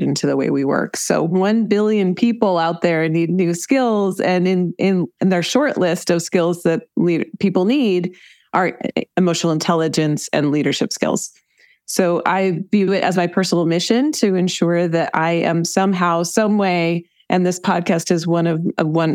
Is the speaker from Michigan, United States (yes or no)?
yes; Ann Arbor, Michigan, United States; moved away; also born or lived in Colorado; I grew up in Ann Arbor, Michigan in the United States. I moved around quite a bit, but I lived for some time in Colorado.